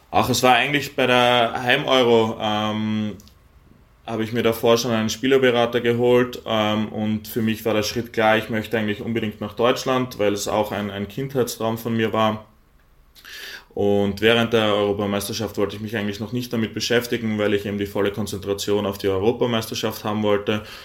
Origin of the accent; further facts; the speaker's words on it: Graz, Styria, Austria; moved away as an adult; now in Eisenach, Germany; Ich bin gebürtig, gebürtiger Grazer, bin dort geboren, aufgewachsen